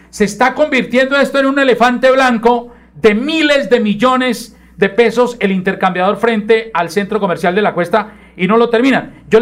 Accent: Piedecuesta, Santander, Colombia; cuando va para Piedecuesta, mi pueblo

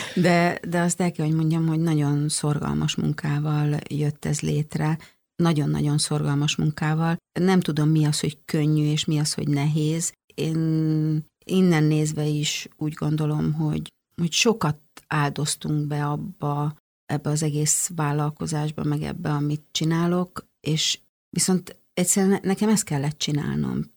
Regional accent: Hungary; moved away as an adult; also born or lived in Stockholm, Sweden; nekem szülőhazám. Tehát, hogy olyan elmondhatatlan vágyam volt arra, hogy visszajöjjek Magyarországra

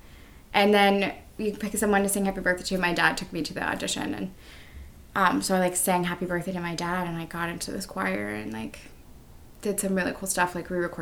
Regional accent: San Antonio, Texas, United States; moved away as an adult; also born or lived in Victoria, Texas; now in New York, United States; I'm from San Antonio, Texas, but I've been in New York for like 4 years. But yeah, that's where I'm from. Mm-hmm. Texas born and raised

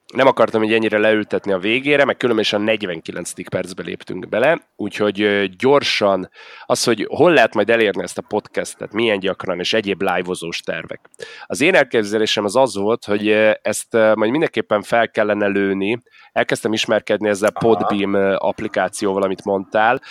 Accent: Budapest, Hungary; én budapesti vagyok

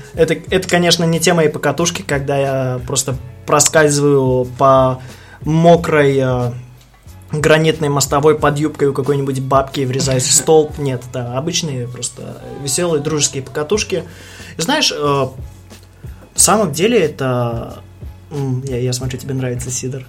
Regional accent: Belarus; now in Russia; Я белорус

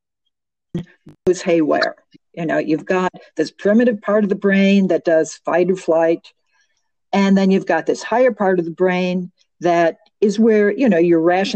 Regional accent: Chicago, Illinois, United States; I'm a native Chicagoan. I'm from originally from Marquette Park and West Englewood. So I grew up in a very volatile world.

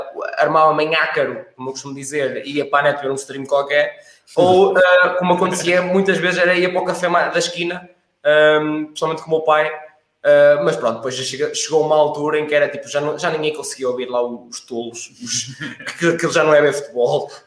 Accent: Portugal; que sou da Oliveira das Mães

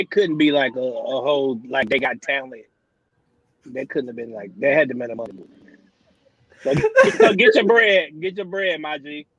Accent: Memphis, Tennessee, United States; I'm from Memphis.

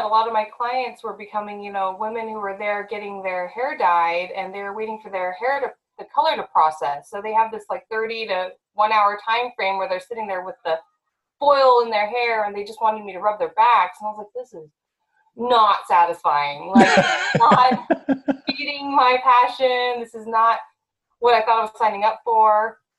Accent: Las Vegas, Nevada, United States; moved away as an adult; now in Kokomo, United States; I'm originally from Las Vegas and I didn't even know really what grass looked like, much less a tornado. So when I moved to Indiana, that was an experience. Right. Oh my gosh, I moved here December 2013

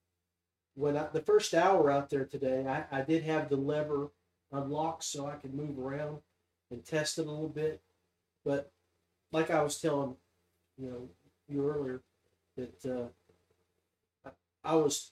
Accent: West Virginia, United States; we are from the Mountain State

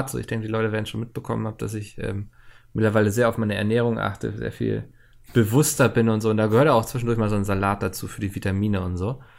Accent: Bautzen, Saxony, Germany; oh Mann, der arme Bautzner, ich komme selbst aus Bautzen.

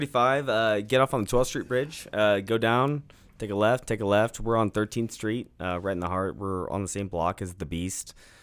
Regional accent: Kansas, United States; born there; I mean, I was born in Wyandotte County, and I spent time in Duval County in Jacksonville.

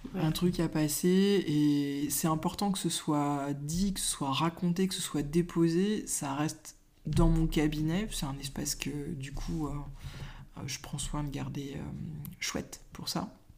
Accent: Brittany, France; now in Mayenne, France; Je suis de Bretagne

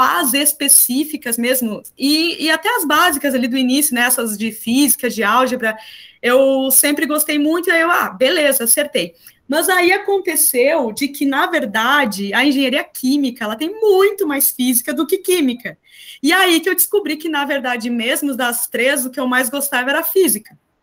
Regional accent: interior of Rio Grande do Sul, Brazil; moved away as an adult; also born or lived in Florianópolis, Santa Catarina / Porto Alegre; eu sou do interior do Rio Grande do Sul

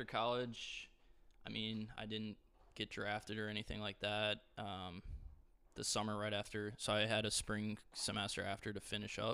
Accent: Waukesha, Wisconsin, United States; moved away as an adult; now in Indianapolis, United States; my hometown Waukesha

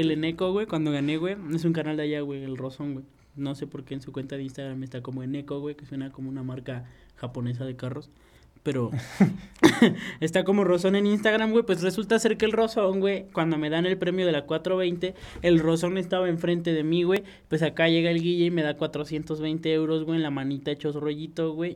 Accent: Mexico; yo soy mexicano

